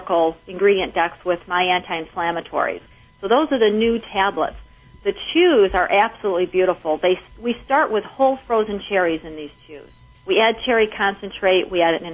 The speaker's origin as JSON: {"language": "English", "region": "Michigan", "country": "United States", "said": "I'm from Michigan."}